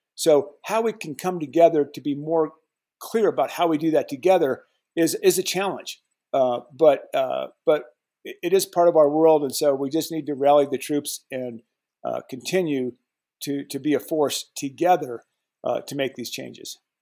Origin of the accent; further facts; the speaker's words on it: Colorado, United States; I was born and raised in Colorado